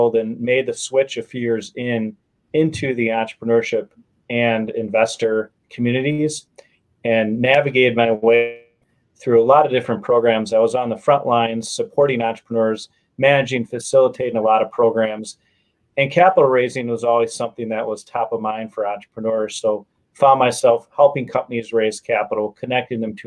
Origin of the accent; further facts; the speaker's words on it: Wisconsin, United States; moved away as an adult; now in Chicago, United States; I'm from Wisconsin, just a small town outside of Milwaukee.